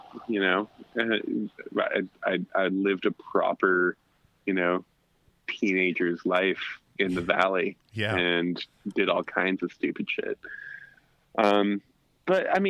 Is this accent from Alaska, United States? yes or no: yes; Alaska, United States; growing up in Alaska, you do crazy shit all the time